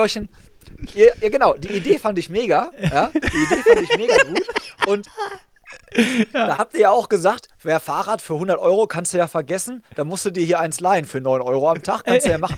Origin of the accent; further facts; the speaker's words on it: Hagen, North Rhine-Westphalia, Germany; meiner Heimatstadt Hagen